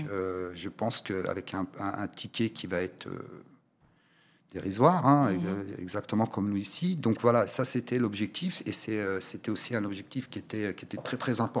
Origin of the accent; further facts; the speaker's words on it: Oriental, Morocco; Moi, je suis originaire de la région de l'Oriental. Nous n'avons malheureusement pas une seule salle